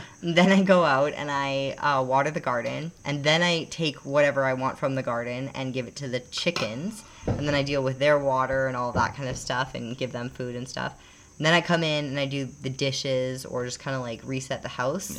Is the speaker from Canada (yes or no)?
yes; Canada; moved away as an adult; also born or lived in Calgary, Alberta; now in Panama; we being Canadian, unless we got citizenship in the US